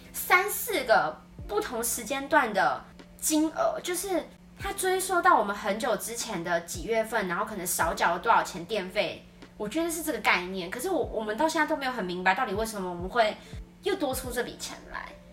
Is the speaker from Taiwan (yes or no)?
yes; Taiwan; now in Philippines; 对于我们台湾人来说